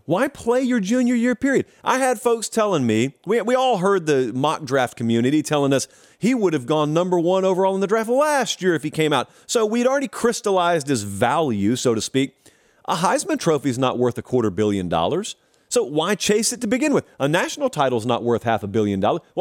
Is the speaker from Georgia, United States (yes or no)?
yes; West Central Georgia, United States; growing up in West Central Georgia